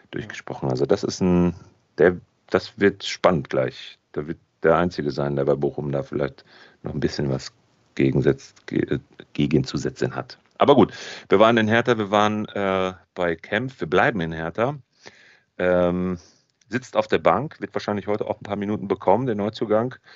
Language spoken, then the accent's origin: German; Italy; Ich genau. bin Italiener, aber äh, macht nichts.